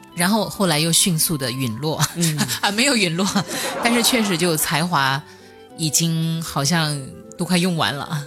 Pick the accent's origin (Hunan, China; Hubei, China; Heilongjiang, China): Hunan, China; 我是湖南人， 然后我们那边其实对饺子没有概念